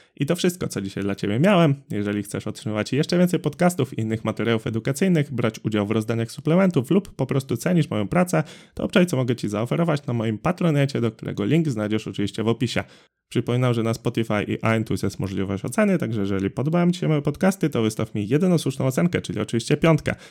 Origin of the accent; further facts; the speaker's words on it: Drawsko Pomorskie, West Pomeranian Voivodeship, Poland; u nas w Drawsku Pomorskim